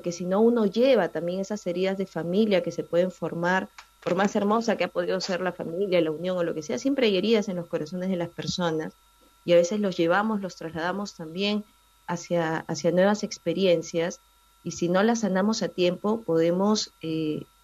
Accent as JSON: {"language": "Spanish", "region": "Lima", "country": "Peru", "said": "yo soy eh"}